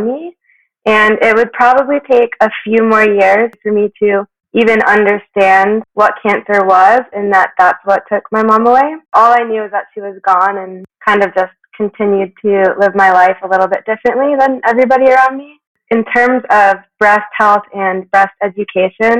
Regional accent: South Florida, United States; moved away as an adult; now in Aspen, United States; I grew up in South Florida between Miami and Boca Raton, and for the last decade or so, I've been based out of Aspen, Colorado

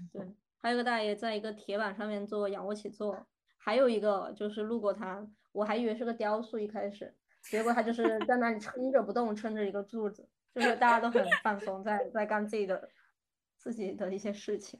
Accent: southern China, China; now in Germany; 我是南方人嘛，我在国内我其实是不太愿意去北方的澡堂洗澡的

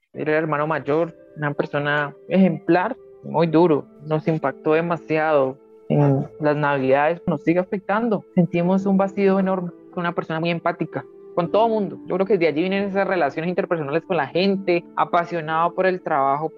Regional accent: Santander de Quilichao, Cauca, Colombia; soy del municipio de Santander de Clichao, el departamento del Cauca

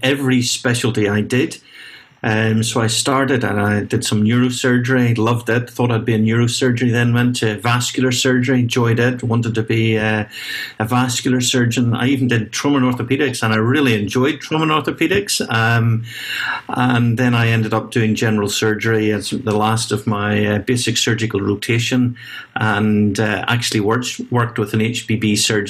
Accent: Belfast, Northern Ireland, United Kingdom; moved away as an adult; now in Edinburgh, United Kingdom; Still have a lot of family and friends in Belfast and Northern Ireland

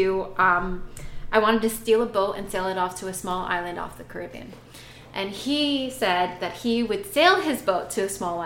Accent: New York City, New York, United States; moved away as an adult; also born or lived in Boca Raton, Florida; now in Lake Worth, United States; I was born and raised around New York City all my life

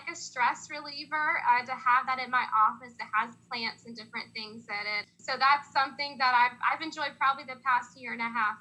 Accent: Union County, North Carolina, United States; moved away as an adult; also born or lived in Raleigh / Greensboro; I was born and raised in Union County

